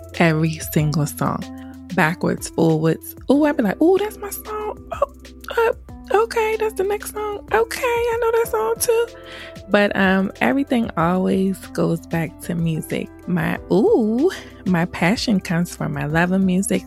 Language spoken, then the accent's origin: English; Laurel, Maryland, United States; also born or lived in Washington, D.C.; I lived in PG County all my life, so I rep that Pretty Girl County. I claim Laurel, Maryland because I've been there forever